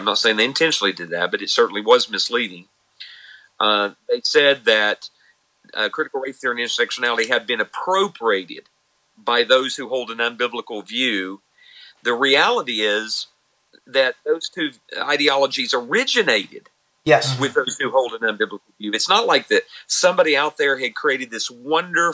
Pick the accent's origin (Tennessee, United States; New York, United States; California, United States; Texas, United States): Tennessee, United States; I'm from Tennessee